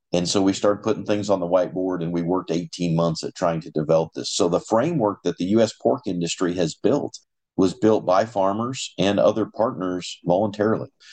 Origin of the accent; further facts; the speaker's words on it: eastern Colorado, United States; moved away as an adult; now in Iowa, United States; Little history about my background I actually grew up in Colorado